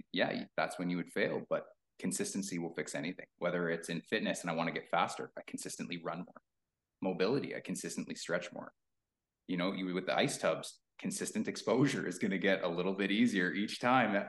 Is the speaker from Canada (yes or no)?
yes; Thunder Bay, Ontario, Canada; moved away; also born or lived in Sudbury, Ontario; I'm originally from Thunder Bay, Ontario. I moved away really young